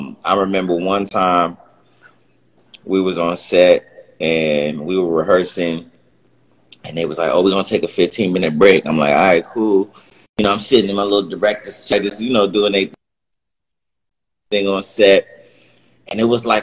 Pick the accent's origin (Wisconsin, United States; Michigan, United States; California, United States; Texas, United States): California, United States; Los Angeles; I'm from L.A. I'm from Cali